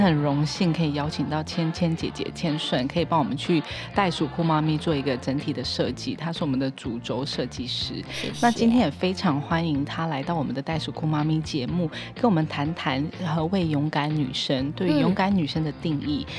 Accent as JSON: {"language": "Chinese", "region": "Taoyuan", "country": "Taiwan", "said": "我们都是桃园女孩。"}